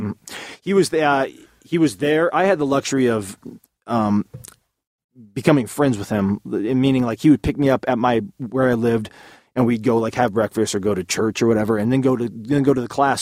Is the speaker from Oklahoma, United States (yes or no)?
no; Southern California, United States; Growing up in Southern California